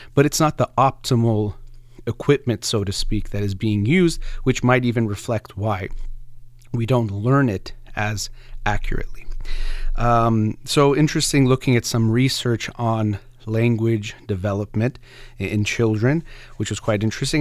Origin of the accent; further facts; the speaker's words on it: United States; first language Persian; English is a second language; I was born in the United States to two, um, Iranian immigrants, and they actually spoke a Persian to me first.